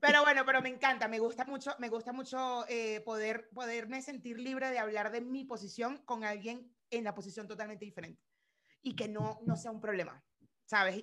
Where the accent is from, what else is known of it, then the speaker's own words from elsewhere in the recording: Venezuela; mi país